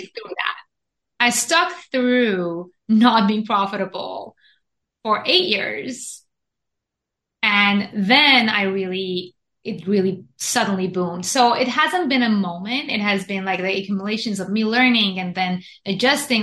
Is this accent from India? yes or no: no; Iran; moved away as an adult; also born or lived in Japan; now in United States; I was born and raised in Iran to a Jewish family, went to Japan, studied engineering in Japan for seven years